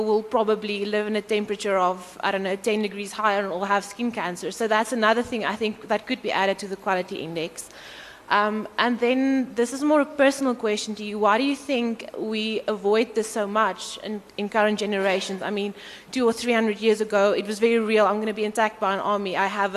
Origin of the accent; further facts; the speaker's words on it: Cape Town, Western Cape, South Africa; I come from Cape Town.